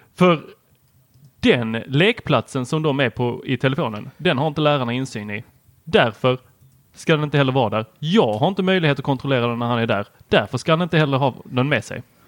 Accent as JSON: {"language": "Swedish", "town": "Helsingborg", "region": "Skåne", "country": "Sweden", "tie": "born or raised there", "also_born_or_lived": "Lund", "said": "jag kommer från Lund, eh, har växt upp i Helsingborg ett tag och gick på Husumsjöskolan"}